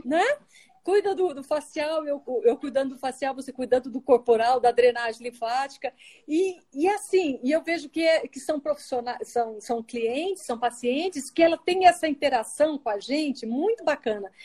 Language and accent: Portuguese; Paraná, Brazil; also born or lived in Mato Grosso; now in Brasília, Brazil; eu sou paranaense, mas morei muito tempo no Mato Grosso